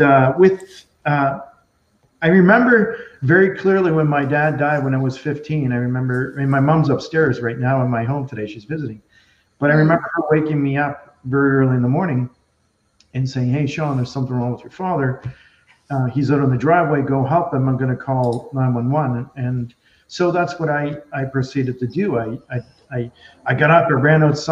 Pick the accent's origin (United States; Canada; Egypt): Canada; Nova Scotia; also born or lived in Calgary, Alberta